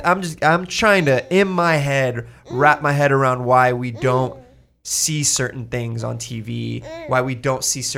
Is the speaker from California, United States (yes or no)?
yes; California, United States; I grew up in Orange County, California.